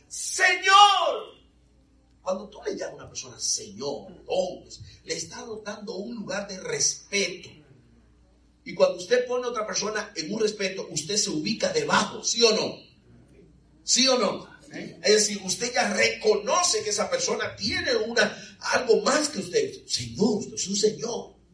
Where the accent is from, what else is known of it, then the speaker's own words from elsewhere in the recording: Veracruz, Mexico; Porque soy negrito bueno, yo soy de Veracruz.